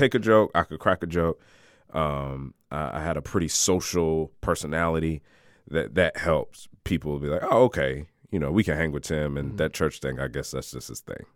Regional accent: Cranston, Rhode Island, United States; I'm born and raised in Rhode Island. Um, grew up in a in a suburb

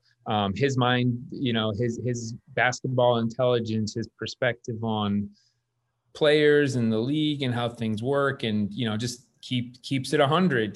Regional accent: Connecticut, United States; moved away as an adult; now in Los Angeles, United States; I grew up in Connecticut, actually. So that I immigrated to LA.

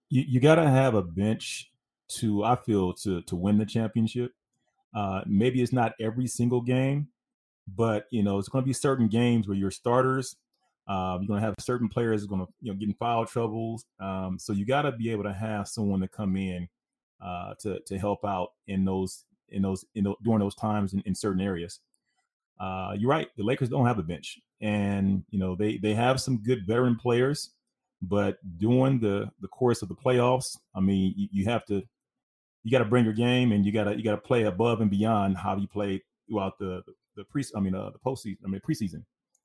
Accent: Glenwood, California, United States; As much as, again, I'm from L.A., man. I'm born and raised in Glenwood, California.

